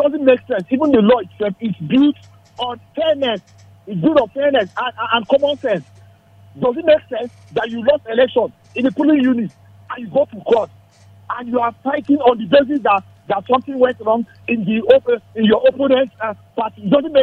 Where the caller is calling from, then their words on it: Nigeria; Yeah, …. I'm calling you from Shaka.